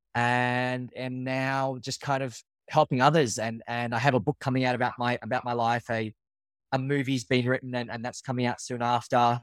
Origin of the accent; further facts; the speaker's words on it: Australia; moved away as an adult; now in New York, United States; I'm from Australia. I do now live in New York. I've been in New York for the past twelve years.